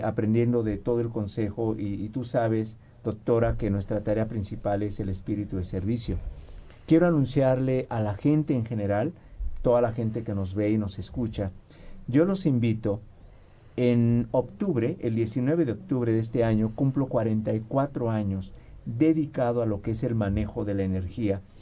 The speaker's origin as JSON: {"language": "Spanish", "country": "Mexico", "said": "soy mexicano"}